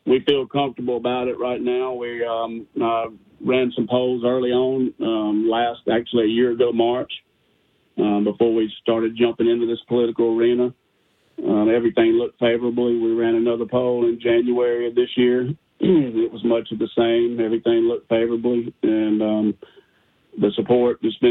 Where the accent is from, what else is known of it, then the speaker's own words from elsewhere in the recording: Monroe, Louisiana, United States; I'm from Monroe, Louisiana